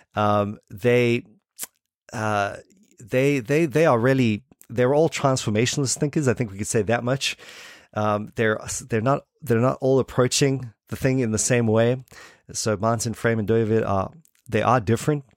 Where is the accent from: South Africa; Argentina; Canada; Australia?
South Africa; Port Elizabeth, Eastern Cape; accent: South African; moved away as an adult; now in New Zealand; I'm from Port Elizabeth, um, originally. Um, that's where I, uh, I, I grew up.